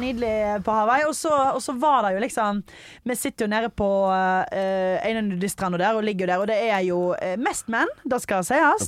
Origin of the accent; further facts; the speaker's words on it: Stord, Vestland, Norway; moved away; Hjemme på Stord. Snorkla hjemme på Stord